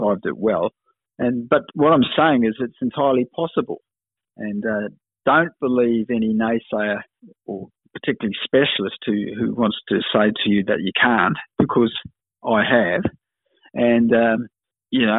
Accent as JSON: {"language": "English", "country": "New Zealand", "tie": "born or raised there", "also_born_or_lived": "Kenya", "said": "I was lucky to grow up when we emigrated from Kenya to New Zealand with my mum. We settled in a suburb about 500 metres away from where he lived."}